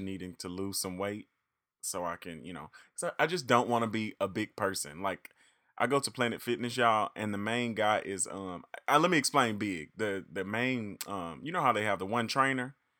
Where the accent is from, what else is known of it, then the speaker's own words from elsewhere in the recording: Reed, Arkansas, United States; I am from the big city of Reed, however, is very small